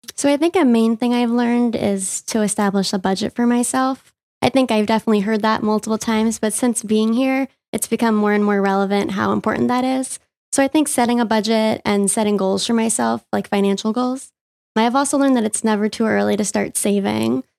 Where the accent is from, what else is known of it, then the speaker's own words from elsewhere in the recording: Long Island, New York, United States; I grew up on Long Island